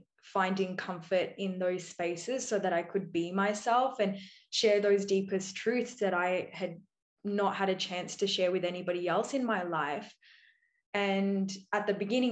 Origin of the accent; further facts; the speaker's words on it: Australia; my background being Indian and I'm Aussie born. So between Australian and Indian culture, I felt very stuck